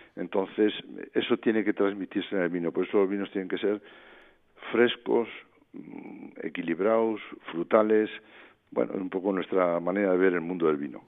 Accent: San Vicente de la Sonsierra, La Rioja, Spain; nosotros somos de San Vicente de la Sonsierra

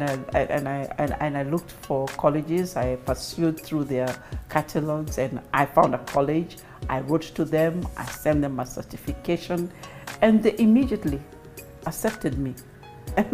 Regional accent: Kenya; moved away as an adult; also born or lived in London; being a Kenyan

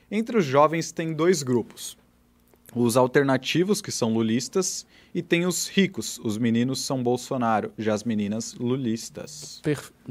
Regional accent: Paraná, Brazil; sou do Paraná

